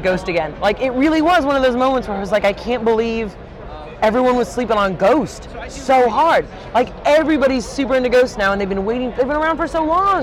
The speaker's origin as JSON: {"language": "English", "town": "St. Louis", "region": "Missouri", "country": "United States", "said": "I'm from St. Louis"}